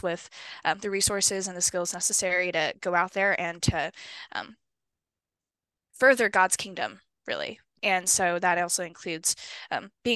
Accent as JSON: {"language": "English", "town": "Honolulu", "region": "Hawaii", "country": "United States", "tie": "born or raised there", "moved": "as an adult", "lives_now": "Arizona, United States", "said": "I was born and raised in Honolulu, Hawaii"}